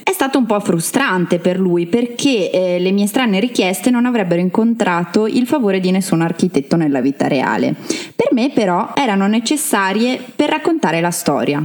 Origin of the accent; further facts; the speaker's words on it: Trento, Trentino-Alto Adige, Italy; sono una trentina doc